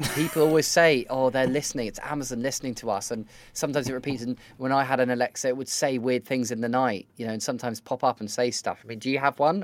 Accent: United Kingdom; am as British and as awkward as ever

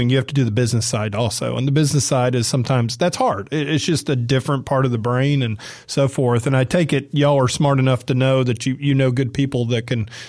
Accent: Atlanta, Georgia, United States; also born or lived in San Diego, California; I grew up in Atlanta

